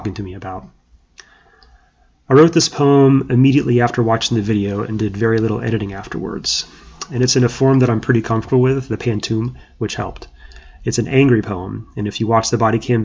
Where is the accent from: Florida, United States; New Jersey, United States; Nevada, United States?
Florida, United States; Orlando; my hometown of Orlando, Florida